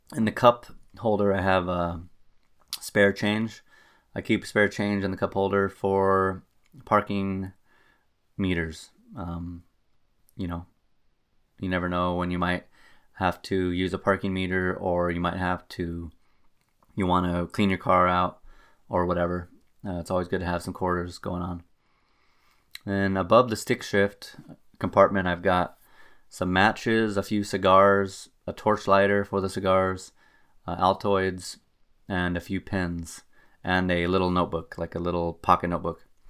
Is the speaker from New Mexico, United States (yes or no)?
yes; Albuquerque, New Mexico, United States; now in Wisconsin, United States; I'm originally from Albuquerque, New Mexico, and you do not have to deal with winter driving in Albuquerque.